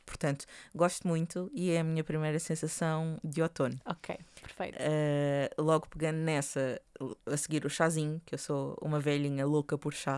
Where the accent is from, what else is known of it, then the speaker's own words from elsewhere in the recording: Portugal; estou a falar enquanto portugueses